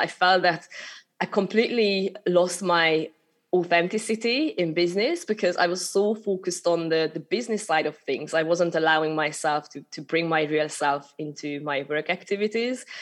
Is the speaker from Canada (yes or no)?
no; Hungary; accent: Hungarian; English is a second language; moved away as an adult; also born or lived in United Kingdom / Malta / Sri Lanka; I'm originally from Hungary, so that's a little bit of accent still coming through, showing my showing my origins. But I, I moved over to the UK when I was only 18.